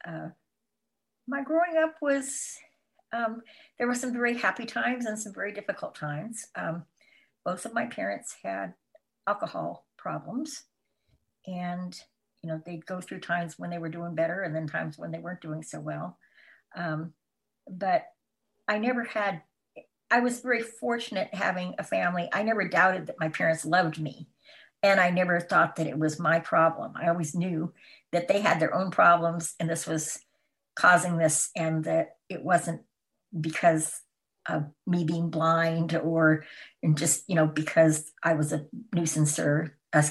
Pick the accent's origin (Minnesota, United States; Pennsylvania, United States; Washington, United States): Washington, United States; Tacoma; moved away as an adult; also born or lived in Mount Holly, New Jersey / California / Idaho / Tennessee; now in Wisconsin, United States; Yes, I'm originally from Washington State. I grew up in Tacoma, Washington